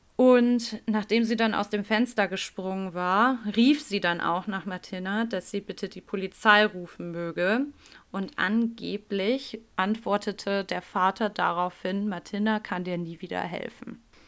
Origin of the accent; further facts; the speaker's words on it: Hamburg, Germany; bei uns in Hamburg